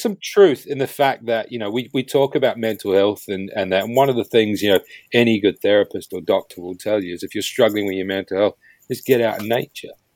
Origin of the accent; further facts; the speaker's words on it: New Zealand; me being a Kiwi as well, being born and raised there